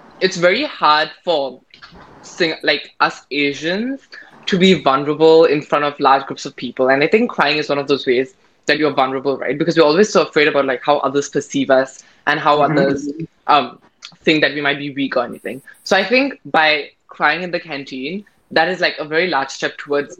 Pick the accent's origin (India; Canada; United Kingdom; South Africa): India; I'm Indian